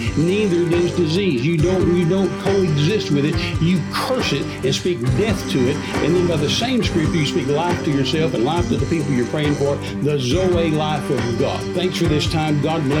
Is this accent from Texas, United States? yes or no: yes; West Texas, United States; I was raised in West Texas back in the 50s and 60s